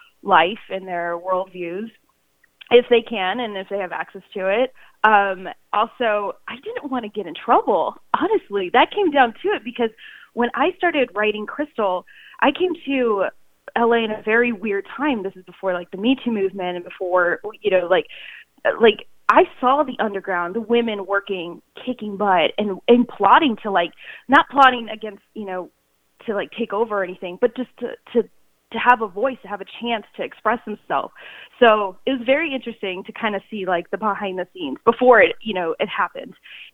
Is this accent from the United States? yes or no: no; South Korea; born there; Well, it all started when I was born in Korea